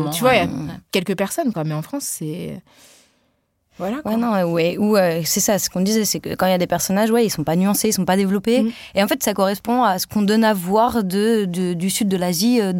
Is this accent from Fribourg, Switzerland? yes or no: yes; Cousset, Fribourg, Switzerland; also born or lived in Mumbai; Je suis d'origine indienne. Je suis née à Bombay, dans une ville de plus de 12 millions d'habitants mais j'ai poussé à Cousset, dans un village de moins de 800 habitants.